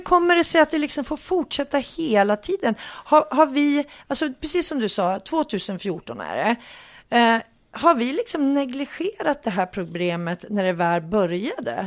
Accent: Hudiksvall, Gävleborg County, Sweden; vi hälsingar, jag kommer ju från Hudik och det ligger i Hälsingland

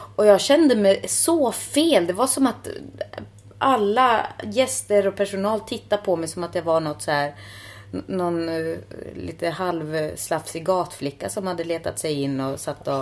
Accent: Finland; Swedish is a second language; now in Stockholm, Sweden; jag är finne och inte uppvuxen med prepositioner

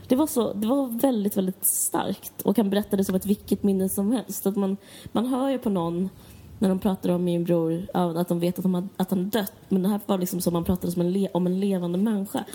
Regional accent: Stockholm, Stockholm County, Sweden; jag kommer från Akalla

